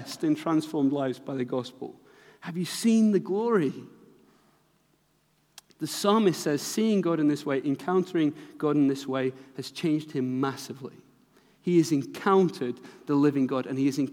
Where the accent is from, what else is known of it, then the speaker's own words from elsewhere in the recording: Manchester, North West England, United Kingdom; I'm from Manchester